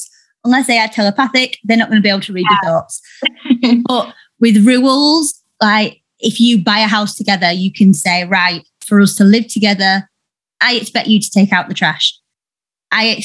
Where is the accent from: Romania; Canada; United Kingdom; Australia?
United Kingdom; Yorkshire and the Humber; I'm from Yorkshire